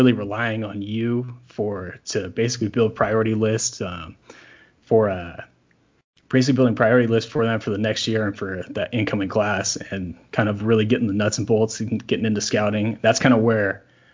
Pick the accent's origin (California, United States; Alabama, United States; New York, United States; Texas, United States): California, United States; where I grew up in California